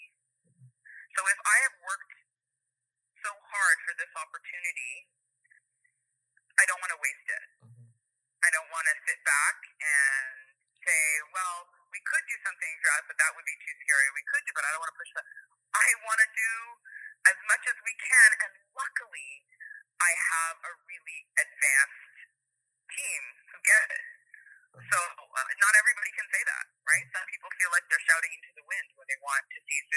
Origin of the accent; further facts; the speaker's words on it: Canada; I'm Canadian